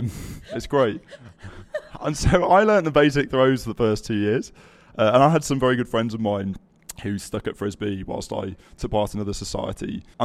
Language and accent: English; Yorkshire and the Humber, United Kingdom; moved away as an adult; also born or lived in Birmingham; I'm a Yorkshireman.